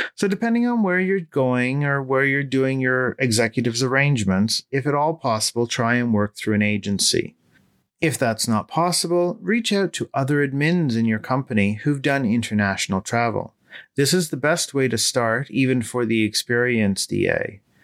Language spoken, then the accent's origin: English; Toronto, Ontario, Canada; my hometown of Toronto